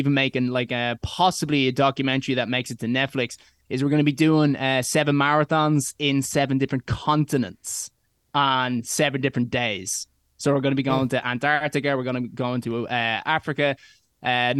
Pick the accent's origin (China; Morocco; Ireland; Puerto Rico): Ireland; I'm from Ireland